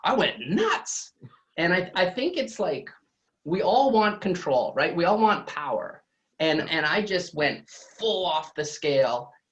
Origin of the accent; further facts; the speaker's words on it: Drake, Saskatchewan, Canada; I grew up small town Saskatchewan, and I mean small.